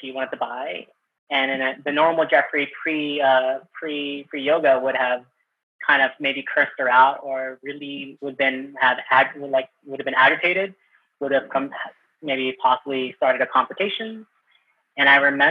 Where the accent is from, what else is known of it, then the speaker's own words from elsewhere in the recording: Manila, Metro Manila, Philippines; So I was born in the Philippines and from Manila